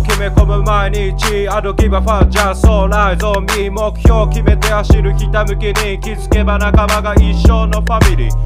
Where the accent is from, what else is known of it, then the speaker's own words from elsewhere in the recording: Okayama, Japan; moved away; 僕の地元の天満屋